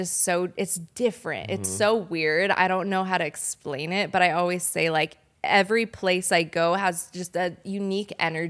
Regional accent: Laguna Niguel, California, United States; also born or lived in Denver, Colorado; I was born in Denver, and then we moved here when I was younger. So I guess I pretty much grew up in California, in Laguna Niguel, Mission Viejo

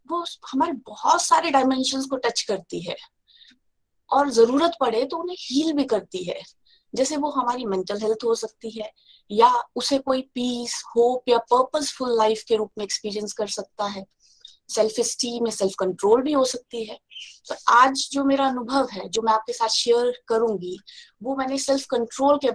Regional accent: Chamba, Himachal Pradesh, India; now in Dibrugarh, India; और मैं चंबा हिमाचल प्रदेश से बिलोंग करती हूँ और अभी मैं डिब्रूगढ़ आसम से बोल रही हूँ

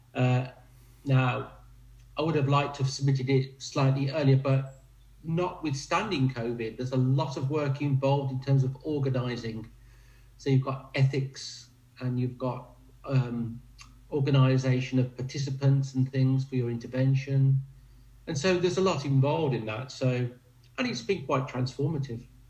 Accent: Warwickshire, West Midlands, United Kingdom; I'm in my home county, the Bards County of Warwickshire

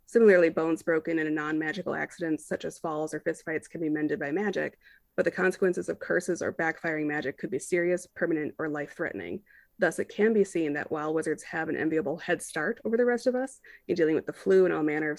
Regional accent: Ireland; You know, fuck them. I am Irish.

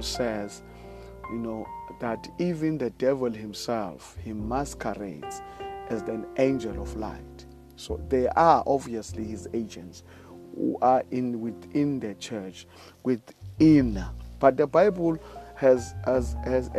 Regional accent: South Africa; I live in South Africa. I'm from South Africa

